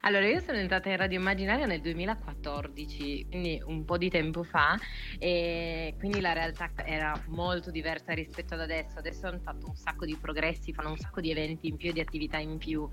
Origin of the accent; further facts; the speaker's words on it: Turin, Piedmont, Italy; sono di Torino